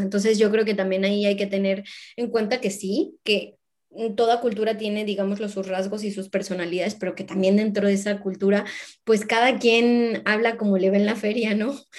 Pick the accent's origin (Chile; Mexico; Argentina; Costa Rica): Mexico; moved away; yo me veo jubilándome en mi país, en México